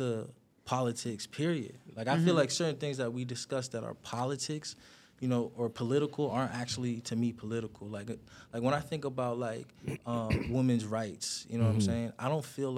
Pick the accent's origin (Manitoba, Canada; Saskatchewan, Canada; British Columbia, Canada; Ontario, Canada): Ontario, Canada; Toronto; I'm an artist from Toronto